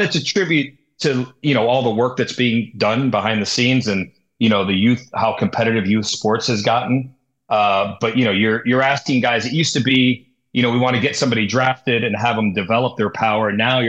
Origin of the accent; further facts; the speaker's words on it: San Diego, California, United States; You see growing up in San Diego, you know, when I was coming up, we had in our conference, we had three guys that threw 90.